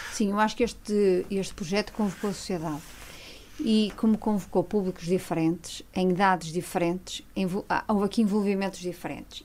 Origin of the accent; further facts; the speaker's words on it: Viana do Castelo, Norte, Portugal; moved away; also born or lived in Vale do Côa / Bragança; sou de Viana do Castelo